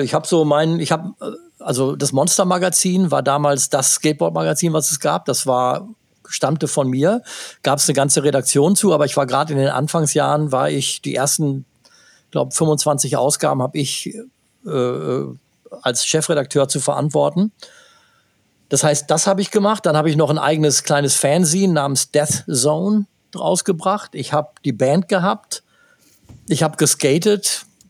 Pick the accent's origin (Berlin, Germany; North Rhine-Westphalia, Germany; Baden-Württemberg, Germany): North Rhine-Westphalia, Germany; Gütersloh; hier in meiner Heimatstadt